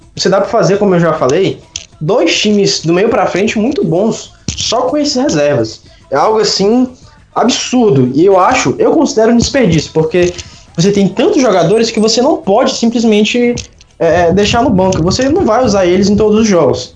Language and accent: Portuguese; Brazil; a gente já está acostumado como brasileiro